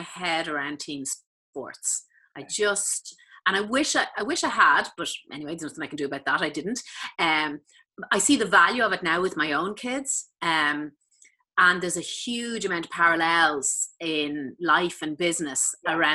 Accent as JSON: {"language": "English", "town": "Malahide", "region": "Leinster", "country": "Ireland", "tie": "born or raised there", "said": "I grew up in Malahide in North County Dublin, right beside the sea."}